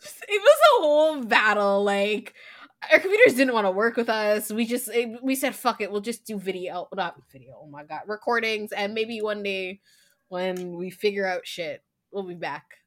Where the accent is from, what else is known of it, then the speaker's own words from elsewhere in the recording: Canada; we're Canadian